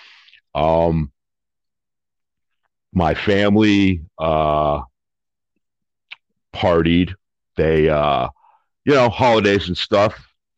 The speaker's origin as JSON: {"language": "English", "town": "Detroit", "region": "Michigan", "country": "United States", "tie": "born or raised there", "said": "I was born in Detroit, Michigan in 1967."}